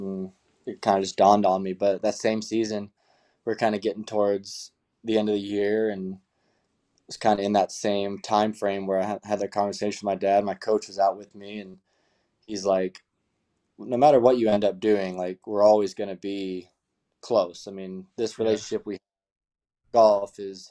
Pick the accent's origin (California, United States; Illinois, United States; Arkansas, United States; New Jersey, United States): California, United States; Marietta; my hometown in Marietta, California